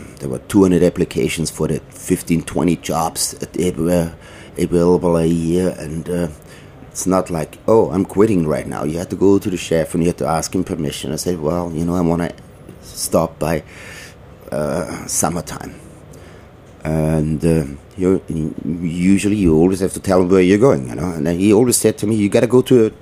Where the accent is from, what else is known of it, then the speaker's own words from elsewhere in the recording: Austria; moved away as an adult; also born or lived in Vienna / Switzerland; now in New York, United States; I thought that my son would be better off growing up in Europe like I did